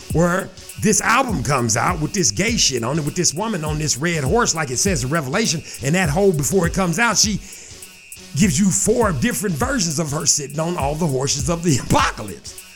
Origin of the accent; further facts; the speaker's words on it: Shreveport, Louisiana, United States; I'm from Shreveport, Louisiana